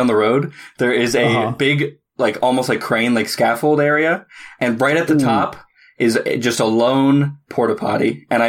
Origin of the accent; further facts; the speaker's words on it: Canada; You can tell we're from Canada.